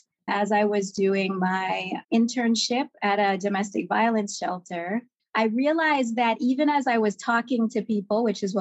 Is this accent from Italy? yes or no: no; Kingston, Jamaica; as a child growing up in Kingston, Jamaica